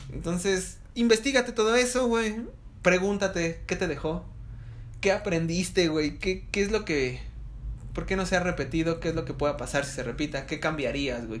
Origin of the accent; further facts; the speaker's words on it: Ecatepec, State of Mexico, Mexico; soy de Catepec.